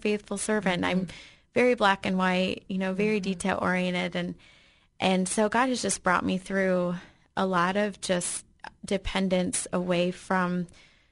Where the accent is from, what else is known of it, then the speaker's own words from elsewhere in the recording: Michigan, United States; moved away; I grew up in Michigan